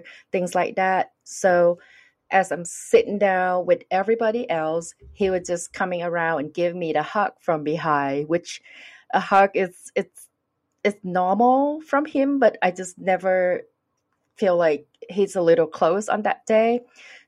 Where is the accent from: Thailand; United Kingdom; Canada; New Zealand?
Thailand; English is a second language; moved away; I'm from Thailand